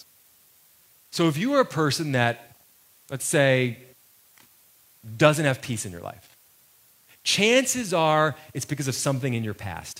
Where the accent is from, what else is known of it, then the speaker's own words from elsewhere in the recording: United States; I was born in America. And because I was born in America, that makes me an American